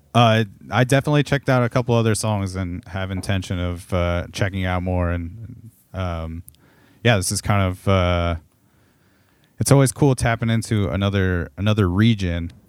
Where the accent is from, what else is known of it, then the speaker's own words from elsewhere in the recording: Southern California, United States; now in Portland, United States; I grew up in Southern California